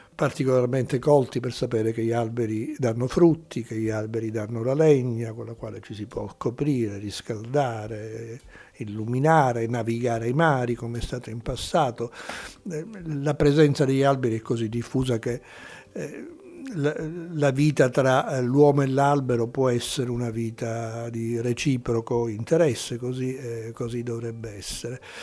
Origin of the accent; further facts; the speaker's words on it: Sicily, Italy; Io poi da siciliano